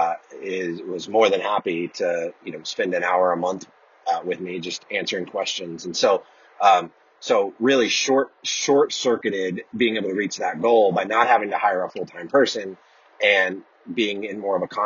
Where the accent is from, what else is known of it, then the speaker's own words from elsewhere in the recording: Oklahoma, United States; also born or lived in Central Florida; now in Florida, United States; I grew up in Oklahoma